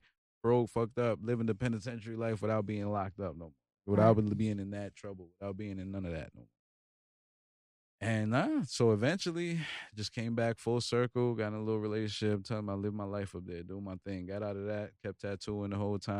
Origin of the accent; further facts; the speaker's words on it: Virginia Beach, Virginia, United States; also born or lived in New York / Norfolk; Virginia boy now. I came from New York, but raised here